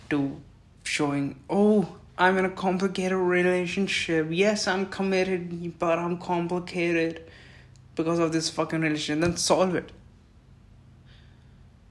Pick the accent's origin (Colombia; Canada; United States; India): India; I'm really a patriotic Indian and I take pride of being an Indian citizen